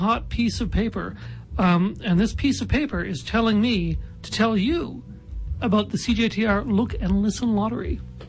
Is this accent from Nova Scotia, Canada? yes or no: yes; Halifax, Nova Scotia, Canada; now in Regina, Canada; I'm from Halifax.